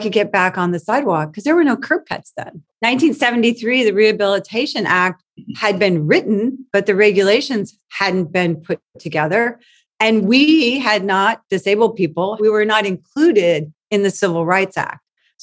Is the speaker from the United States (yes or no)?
yes; West Covina, California, United States; I grew up in West Covina